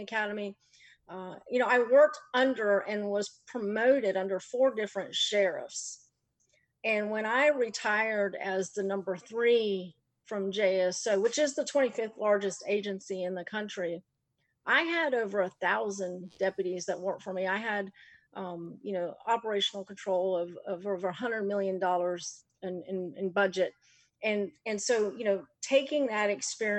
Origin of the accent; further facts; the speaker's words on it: Clay County, Florida, United States; also born or lived in Jacksonville; I grew up in Clay County, and Clay County has always been where my family has lived for probably close to 50 years now.